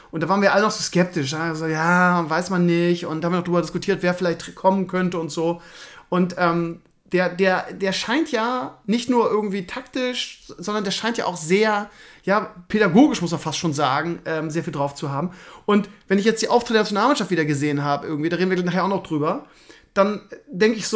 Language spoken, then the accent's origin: German; Bremen, Germany; Das ist traurig, dass man sich als Bremer noch an sowas festkrallen muss, aber das ist das Einzige, was wir noch haben.